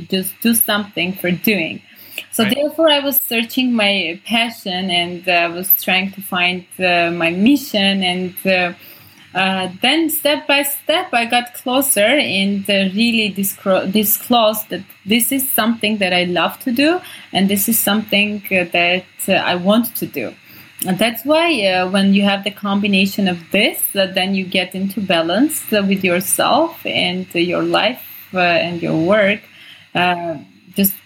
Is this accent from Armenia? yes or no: yes; Armenia; also born or lived in Sweden; I grew up in Armenia.